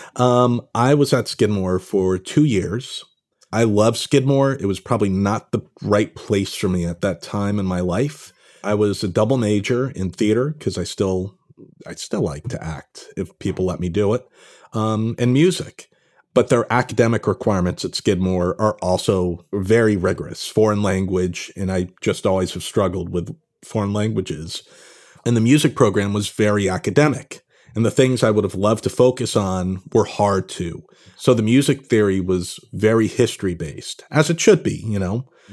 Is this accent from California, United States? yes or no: no; Pound Ridge, New York, United States; moved away as an adult; also born or lived in Los Angeles; now in Brooklyn, United States; I grew up in kind of northern Westchester, uh, Pound Ridge, New York